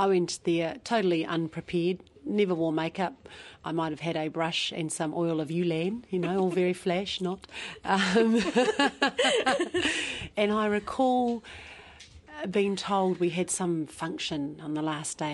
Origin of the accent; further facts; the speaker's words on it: Taranaki, New Zealand; Here in Taranaki. Right? Taranaki, born and bred